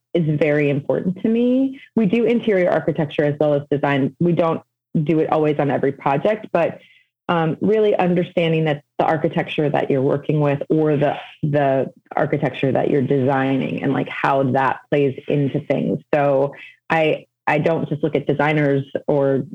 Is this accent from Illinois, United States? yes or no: yes; Evanston, Illinois, United States; I'm born and raised in Evanston, which is a suburb just north of Chicago. So I'm kind of back home